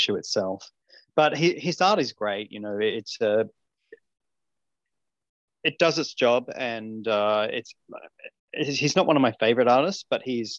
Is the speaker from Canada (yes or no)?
no; Australia; but I'm Australian, so I get away with it.